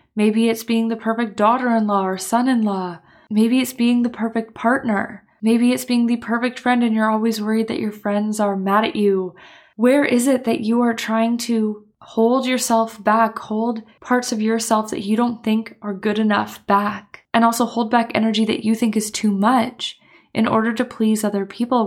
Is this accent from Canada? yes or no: yes; Canada; moved away as an adult; now in Copenhagen, Denmark; I am Canadian, but I'm living in Copenhagen